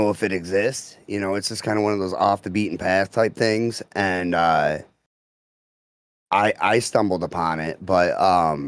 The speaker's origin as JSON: {"language": "English", "town": "Croswell", "region": "Michigan", "country": "United States", "tie": "born or raised there", "said": "I'm from Croswell"}